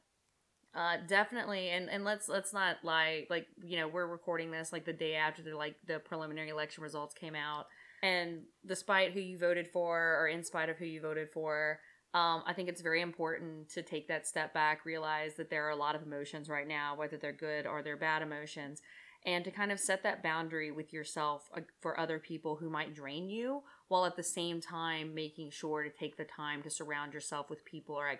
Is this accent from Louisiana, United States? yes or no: yes; Louisiana, United States; we're from Louisiana